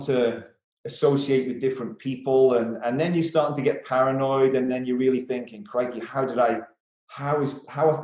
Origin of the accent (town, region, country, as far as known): Isle of Man; moved away as an adult; also born or lived in Derby